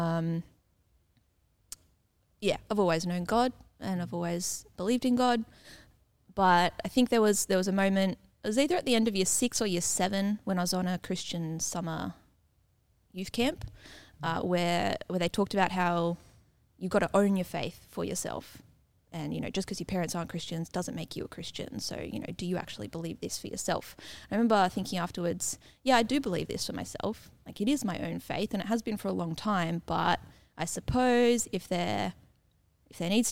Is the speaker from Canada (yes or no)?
no; Canberra, Australian Capital Territory, Australia; moved away; also born or lived in Kiama; I loved growing up in Canberra